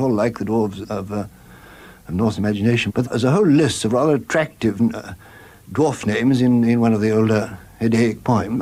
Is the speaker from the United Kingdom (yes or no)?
yes; Warwickshire, West Midlands, United Kingdom; born or raised there; also born or lived in Bloemfontein, South Africa